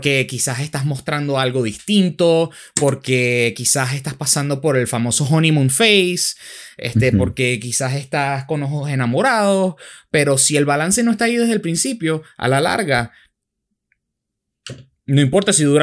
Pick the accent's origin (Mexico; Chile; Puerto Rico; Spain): Spain; born there; pero tú naciste en el Amazonas y yo nací en España.